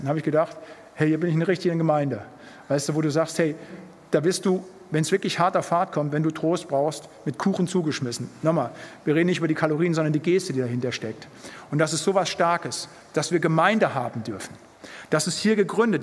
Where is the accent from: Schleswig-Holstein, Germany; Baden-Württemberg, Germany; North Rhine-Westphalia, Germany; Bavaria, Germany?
North Rhine-Westphalia, Germany; Siegerland; moved away as an adult; now in Bremen, Germany; Ich bin im Siegerland aufgewachsen